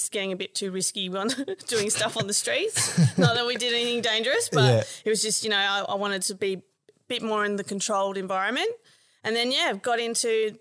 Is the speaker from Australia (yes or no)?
yes; Adelaide, South Australia, Australia; moved away; I'm actually originally from Adelaide